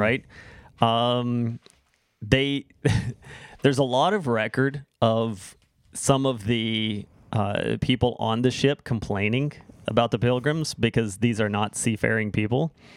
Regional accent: United States; now in Canada; growing up there

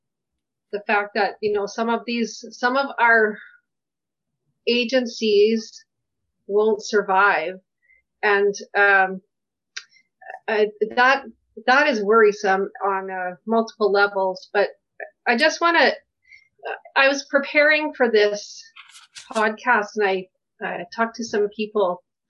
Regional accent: Kensington Community League, Alberta, Canada; I grew up in Kensington Community League

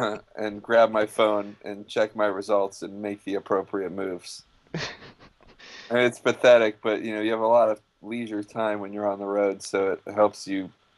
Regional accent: West Hartford, Connecticut, United States; I grew up in Connecticut.

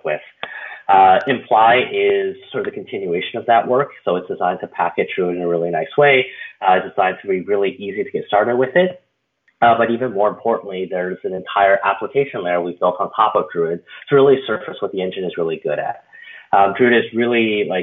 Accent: Canada; now in San Francisco, United States; I was from Canada originally, where I came from the University of Waterloo in Canada.

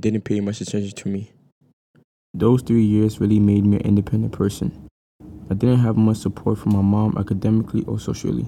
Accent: New York City, New York, United States; also born or lived in Ghana; I was born in Presbyterian Hospital in Manhattan to two Ghanaian parents, Amelia and Benjamin. I was raised in both Ghana and United States.

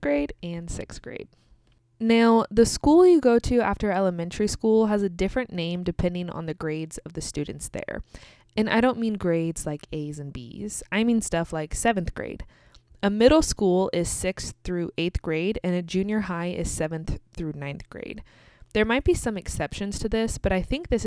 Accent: United States; also born or lived in Kansas

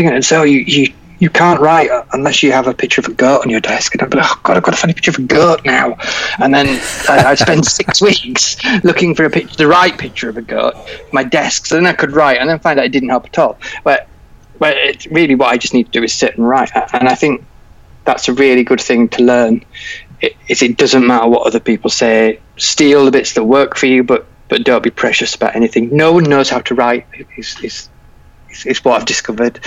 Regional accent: Yorkshire and the Humber, United Kingdom; I'm from Yorkshire

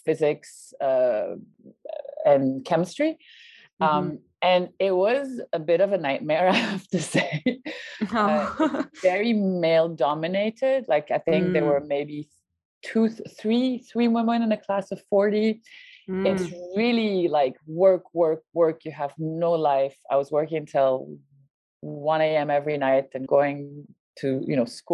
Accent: France; moved away; in France, so I grew up in France

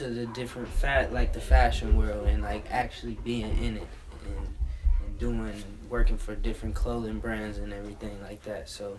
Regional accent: Cleveland, Ohio, United States; moved away; also born or lived in New York; I'm a stylist from Cleveland, Ohio.

